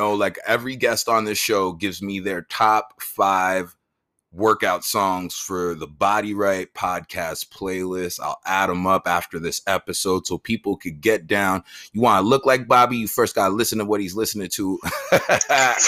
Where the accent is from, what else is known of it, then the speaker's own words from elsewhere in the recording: Jamaica; I'm Jamaican